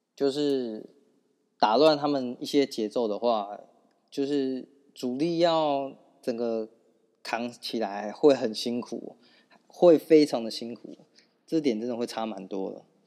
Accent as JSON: {"language": "Chinese", "country": "Taiwan", "said": "我们台湾人"}